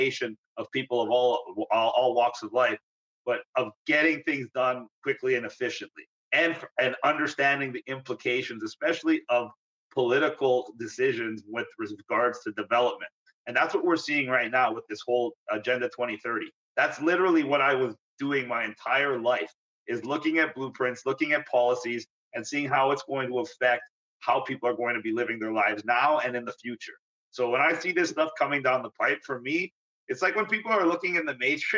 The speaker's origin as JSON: {"language": "English", "town": "Vaughan", "region": "Ontario", "country": "Canada", "tie": "born or raised there", "also_born_or_lived": "North York, Ontario", "said": "I was born in North York, Ontario. That's a suburb of Toronto. I was born basically at Jane and Finch, which people of the area now know is not a very nice area, kind of a rough area. But then I grew up in Woodbridge, Vaughan area"}